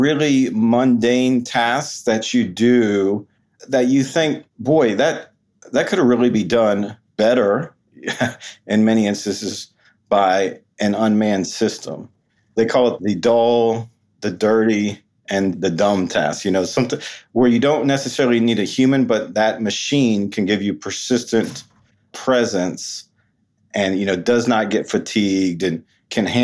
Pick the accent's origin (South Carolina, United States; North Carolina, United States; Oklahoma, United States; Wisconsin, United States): South Carolina, United States; Hilton Head Island; moved away; I grew up on Hilton Head Island